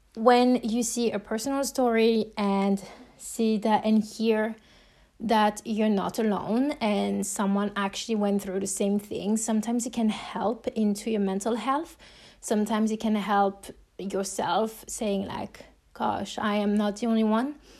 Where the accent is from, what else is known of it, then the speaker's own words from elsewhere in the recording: France; accent: French; English is a second language; if you're hearing my accent, you know that I'm French